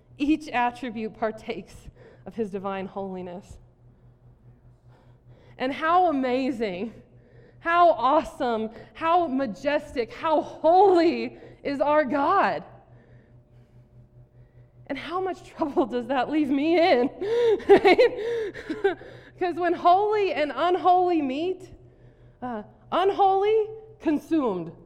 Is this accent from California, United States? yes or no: no; South Dakota, United States; I grew up in South Dakota, Tornado Alley.